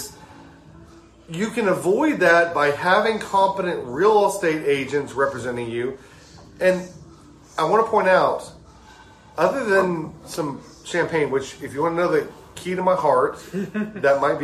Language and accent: English; South Mississippi, United States; moved away; I'm a South Mississippi boy. I grew up in South Mississippi